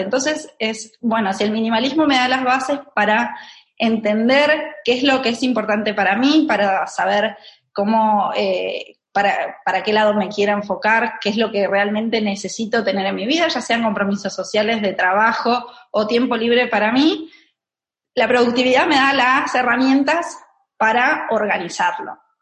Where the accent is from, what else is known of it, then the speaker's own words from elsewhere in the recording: Argentina; moved away as an adult; now in Barcelona, Spain; nací en Argentina, tengo 34 años. Eh, en este momento estoy viviendo en Barcelona